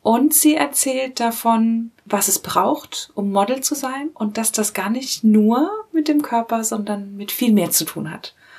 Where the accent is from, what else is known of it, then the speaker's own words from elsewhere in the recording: Northern Germany, Germany; ich komme ja auch aus Norddeutschland